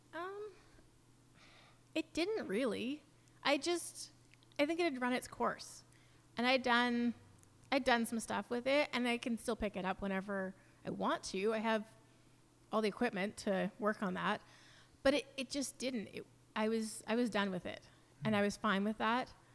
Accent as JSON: {"language": "English", "town": "New Westminster", "region": "British Columbia", "country": "Canada", "tie": "born or raised there", "also_born_or_lived": "Vancouver", "moved": "as an adult", "lives_now": "Mission, Canada", "said": "I grew up in New Westminster and a little bit in Vancouver."}